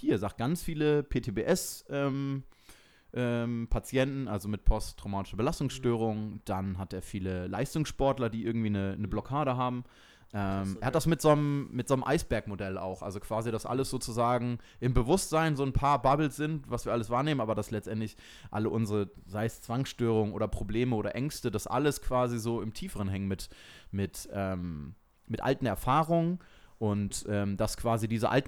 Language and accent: German; Switzerland; Hallo, ich bin aus der Schweiz.